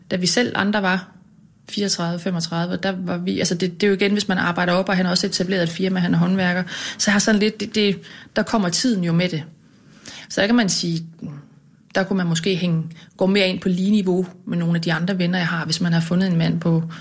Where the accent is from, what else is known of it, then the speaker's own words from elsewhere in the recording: Lystrup, Central Denmark Region, Denmark; moved away; Ja, jeg kommer fra Jylland. Ja, Hvorhen? Uden for Aarhus. En by, der hedder Lystrup.